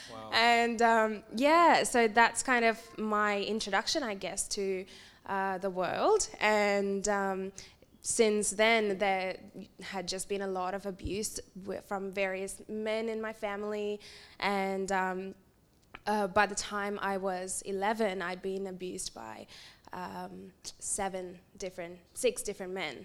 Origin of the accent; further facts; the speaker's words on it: India; moved away; I was born in India, and I was born in a predominantly female household with my aunties and grandmas and mum